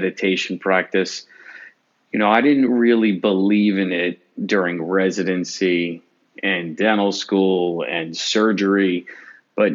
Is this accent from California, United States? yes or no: no; Long Island, New York, United States; I grew up in Long Island